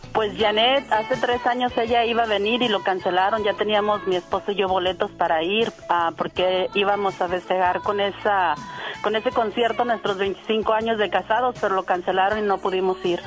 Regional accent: Guadalajara, Jalisco, Mexico; also born or lived in Nayarit; Yo soy criada en Guadalajara, nacida en Nayarit

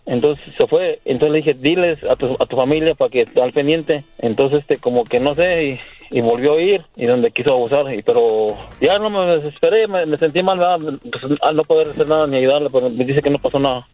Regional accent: Querétaro, Mexico; moved away; Yo soy de Querétaro

